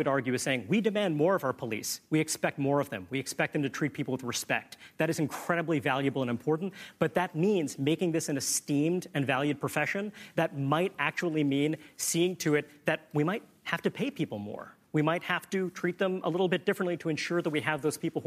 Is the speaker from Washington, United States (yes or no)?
no; New York City, New York, United States; I grew up in Brooklyn, New York. I still live there now